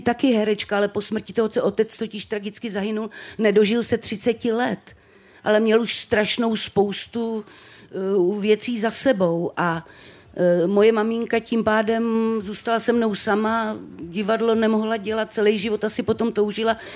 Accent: Třebíč, Vysočina Region, Czechia; jsem teda z té Třebíče, narodila jsem se v Třebíči

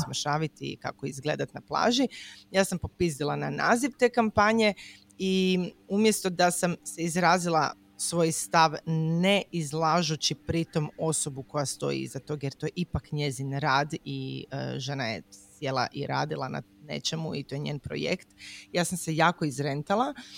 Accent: Croatia; kod nas u Hrvatskoj

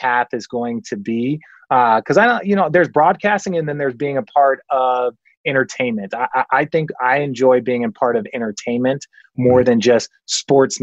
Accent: Phoenix, Arizona, United States; I grew up in Phoenix, Arizona

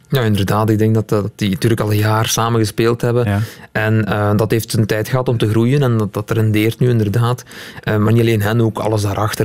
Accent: Limburg, Flanders, Belgium; ik ben een Limburger

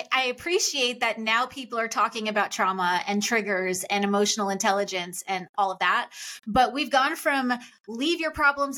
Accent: Long Island, New York, United States; I grew up on Long Island

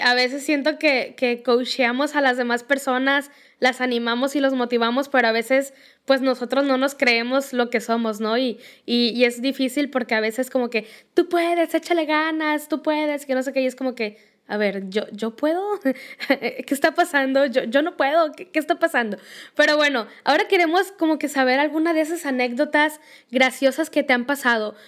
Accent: Mexico; aquí en México

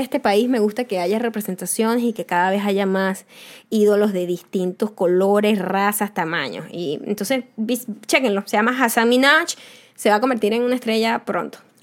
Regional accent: Venezuela; now in United States; yo soy venezolana

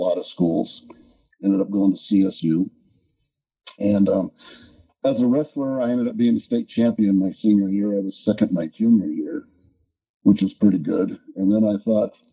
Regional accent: Lakewood, Colorado, United States; I'm from Lakewood. That's where I live now.

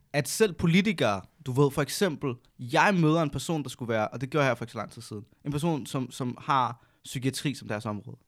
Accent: Næstved, Zealand, Denmark; Jeg kommer også fra 47, 4700 næste

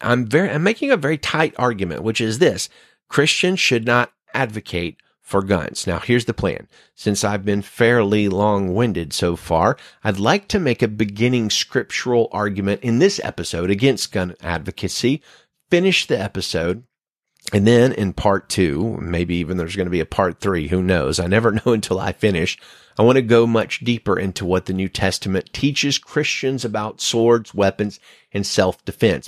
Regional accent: United States; my home country

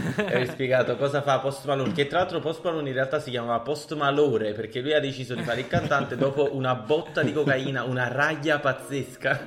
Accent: Naples, Campania, Italy; sono napoletano

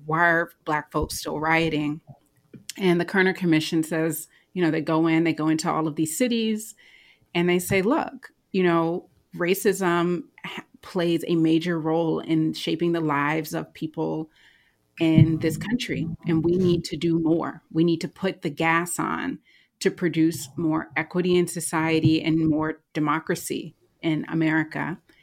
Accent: United States; as an American

